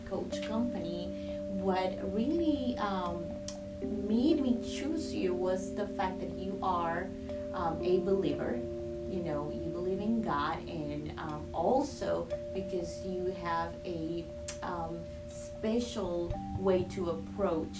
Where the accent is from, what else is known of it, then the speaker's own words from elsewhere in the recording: Colombia; moved away as an adult; now in United States; I'm originally from Colombia, South America, and I moved to the United States back in 2020